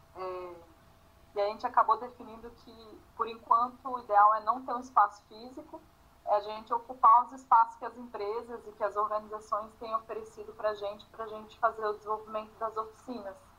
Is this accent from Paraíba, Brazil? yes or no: no; Brasília, Federal District, Brazil; moved away as an adult; also born or lived in Rio Grande do Sul; Eu cresci em Brasília, então minha família toda é do Rio Grande do Sul. Eu fui para Brasília com 6 anos de idade e saí com 25